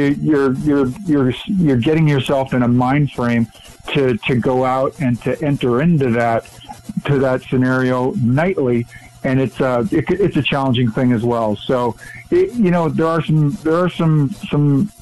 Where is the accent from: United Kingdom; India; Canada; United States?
Canada; Western Canada; moved away; Born and raised in Western Canada, kind of grew up in the West